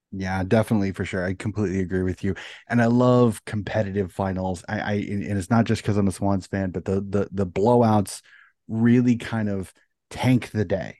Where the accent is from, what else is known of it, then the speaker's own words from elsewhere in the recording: United States; as an American